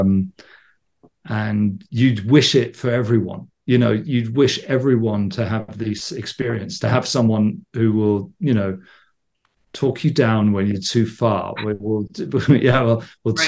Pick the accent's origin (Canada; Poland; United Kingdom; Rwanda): United Kingdom; England; I grew up in England in the '70s